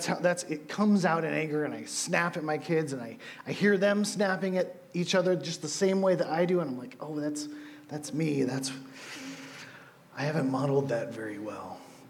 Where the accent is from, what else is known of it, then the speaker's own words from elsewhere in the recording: California, United States; I come from California, from people with brown hair and blue eyes. I come from smells of wood dust.